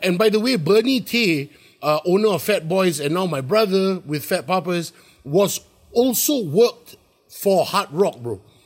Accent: Singapore; also born or lived in New York; I'm from Singapore

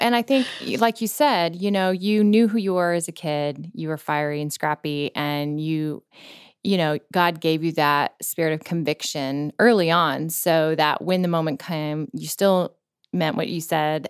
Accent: Florida, United States; we grew up in Florida, which didn't really count as the South

